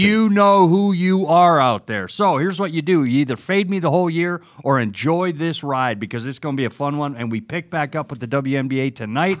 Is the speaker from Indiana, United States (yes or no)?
yes; Indiana, United States; Indiana Fever, I love you. You're my hometown team